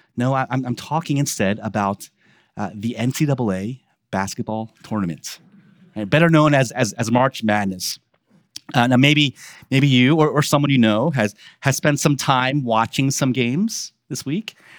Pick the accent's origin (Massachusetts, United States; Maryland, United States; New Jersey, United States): Maryland, United States; Baltimore; accent: Baltimore; born and raised in Baltimore, um, and th, that is how we talk with Baltimore